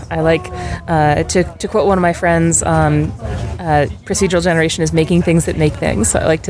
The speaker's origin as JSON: {"language": "English", "town": "Santa Cruz", "region": "California", "country": "United States", "said": "I'm from Santa Cruz, California."}